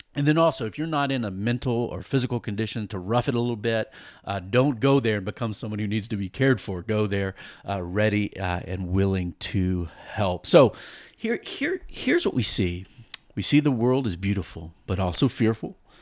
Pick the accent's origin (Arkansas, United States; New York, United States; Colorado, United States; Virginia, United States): Virginia, United States; Virginia Beach; I grew up in Virginia Beach on the coast and saw a lot of hurricanes come